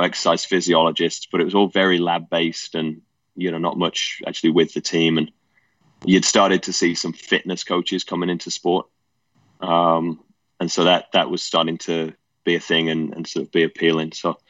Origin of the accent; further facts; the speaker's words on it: England, United Kingdom; mum and dad separated when I was quite young, probably about 5. Dad moved over to the States when I was 9. And so mum and my stepdad raised me.